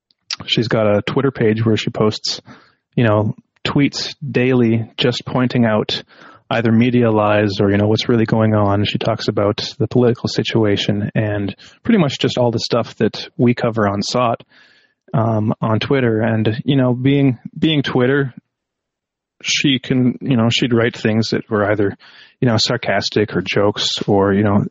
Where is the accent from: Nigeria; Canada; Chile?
Canada; Because I'm Canadian, and recently, last weekend, I believe it was supposed to be, there was a Ukrainian classical pianist